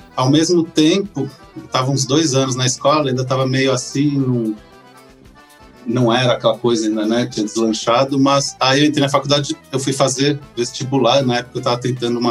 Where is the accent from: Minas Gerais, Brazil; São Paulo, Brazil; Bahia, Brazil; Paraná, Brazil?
São Paulo, Brazil; moved away as an adult; also born or lived in São José dos Campos / Goiás; eu sou de São Paulo, capital, né? Nascido e por muito tempo vivi por lá